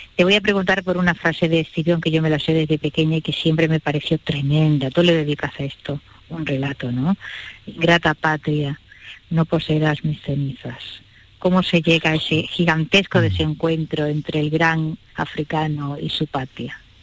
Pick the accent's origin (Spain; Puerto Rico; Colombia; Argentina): Spain; somos los españoles